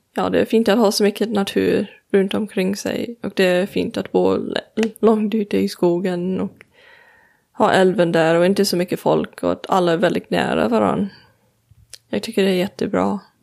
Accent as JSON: {"language": "Swedish", "region": "Colorado", "country": "United States", "second_language": "Swedish", "moved": "yes", "lives_now": "Sweden", "said": "jag kommer från Colorado"}